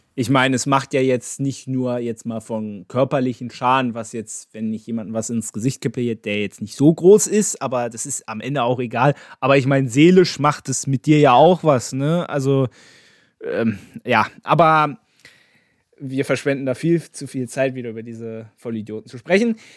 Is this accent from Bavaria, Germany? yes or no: no; Berlin, Germany; als gebürtiger Berliner